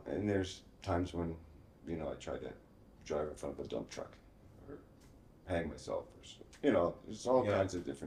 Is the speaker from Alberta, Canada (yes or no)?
no; Hamilton, Ontario, Canada; moved away; also born or lived in Peterborough / Windsor; I grew up in Hamilton